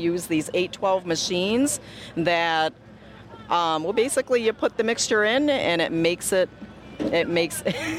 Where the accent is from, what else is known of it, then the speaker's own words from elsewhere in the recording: Waterloo, New York, United States; I'm from Waterloo, New York.